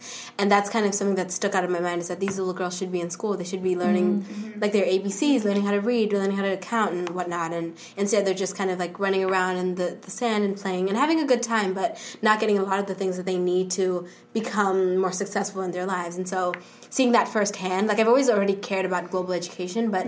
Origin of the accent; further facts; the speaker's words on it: Zimbabwe; now in New York City, United States; I'm originally from Zimbabwe